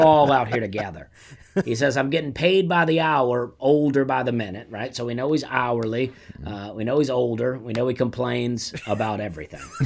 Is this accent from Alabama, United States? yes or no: yes; Opelika, Alabama, United States; I grew up in Alabama